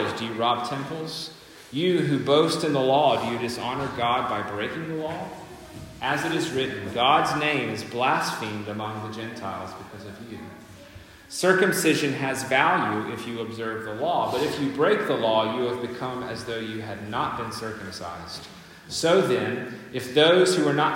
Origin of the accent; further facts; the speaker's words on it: United States; moved away; I'm the American here